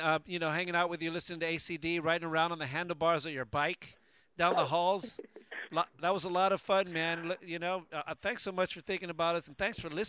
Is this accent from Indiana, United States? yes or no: no; Baldwin Park, California, United States; we grew up in Baldwin Park.